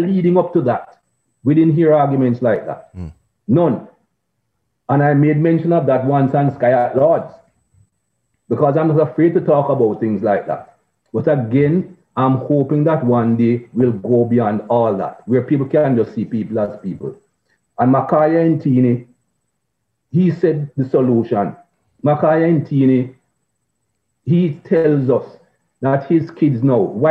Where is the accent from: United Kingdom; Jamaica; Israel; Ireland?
Jamaica; growing up in Jamaica